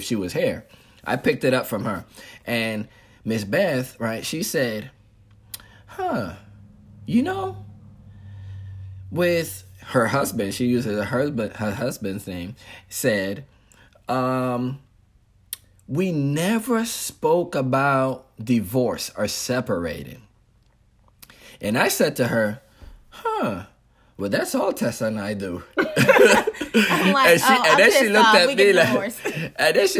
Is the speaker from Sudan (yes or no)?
no; U.S. Virgin Islands; I grew up on St. Thomas, but the culture itself was a Hispanic culture because my family from Dominican Republic.